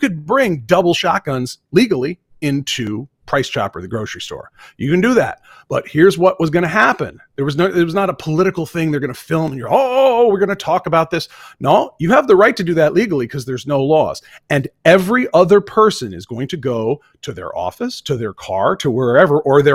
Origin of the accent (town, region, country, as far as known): Vermont, United States; born or raised there; moved away